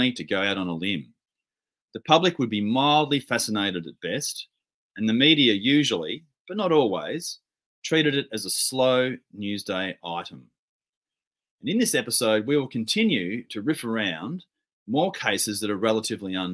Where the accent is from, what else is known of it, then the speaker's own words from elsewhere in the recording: Victoria, Australia; my home state of Victoria